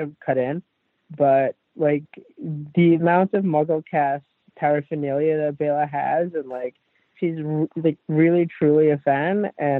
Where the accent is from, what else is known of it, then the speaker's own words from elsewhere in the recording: New York City, New York, United States; It's the weirdest thing, but I'm a New Yorker and I love my MetroCard.